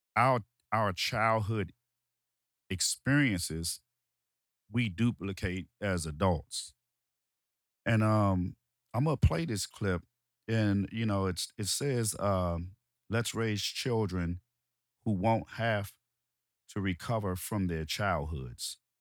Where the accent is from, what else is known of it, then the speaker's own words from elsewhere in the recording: Washington, District of Columbia, United States; I'm from Washington, D C, um, Southeast D C, um, Ward eight of Southeast D C